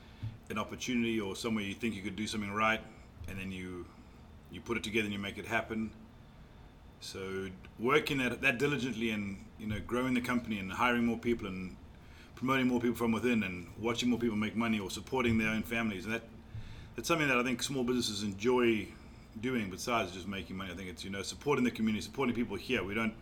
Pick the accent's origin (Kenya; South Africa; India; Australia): South Africa; also born or lived in Mauritius; now in North Carolina, United States; I was born in Mauritius, grew up in South Africa, and I've been fortunate to call North Carolina home for 20 years now.